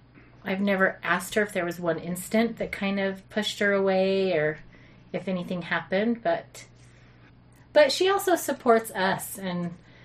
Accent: Sandy, Utah, United States; I grew up in Sandy, Utah. Lived in Utah my whole life. I come from a family with six kids, LDS.

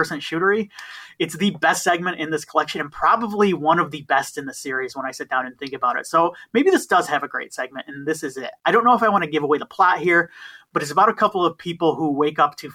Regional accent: Michigan, United States; I'm from Michigan

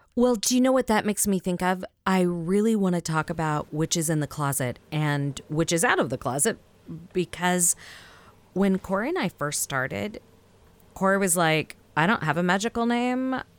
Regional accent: the South, United States; accent: Southern; my Southern accent

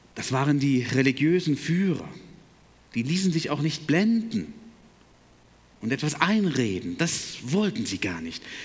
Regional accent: Berlin, Germany; moved away as an adult; also born or lived in Breidenstein / Detmold / Chemnitz / Buckow; groß geworden bin ich in Berlin, 18 Jahre

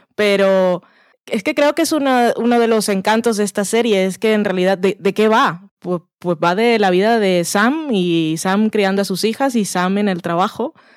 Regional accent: Barranquilla, Atlántico, Colombia; now in Spain; yo que soy de Barranquilla

